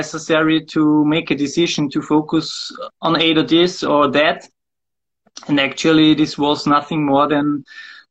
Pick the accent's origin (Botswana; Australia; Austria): Austria; Wels, Upper Austria; now in Linz, Austria; I was born in Wels